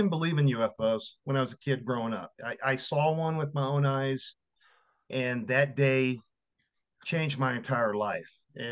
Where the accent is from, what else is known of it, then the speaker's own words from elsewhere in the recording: Victoria, Texas, United States; my hometown was, during the time, was Victoria, Texas